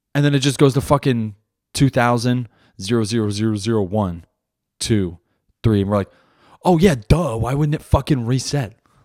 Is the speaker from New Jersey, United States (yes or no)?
yes; New Jersey, United States; I grew up in Jersey